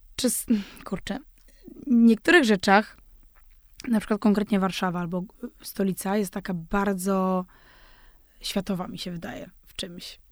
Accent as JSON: {"language": "Polish", "area": "Zaolzie", "region": "Moravian-Silesian Region", "country": "Czechia", "tie": "born or raised there", "said": "ja pochodzę z tego Zaolzia, właśnie z tego pogranicza"}